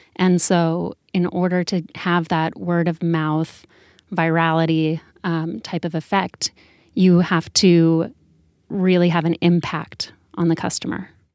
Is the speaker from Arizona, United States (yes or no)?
yes; Sedona, Arizona, United States; Danielle and I both grew up together in Sedona, Arizona